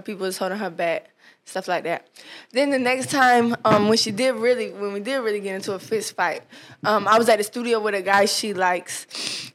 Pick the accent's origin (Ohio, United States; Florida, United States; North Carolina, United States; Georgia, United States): Georgia, United States; Atlanta; I'm just from Atlanta. And from Atlanta, people just talk like this